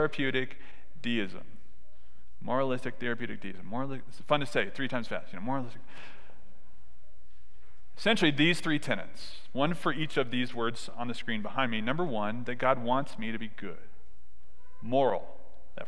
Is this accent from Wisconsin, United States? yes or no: no; Southern California, United States; I grew up in Southern California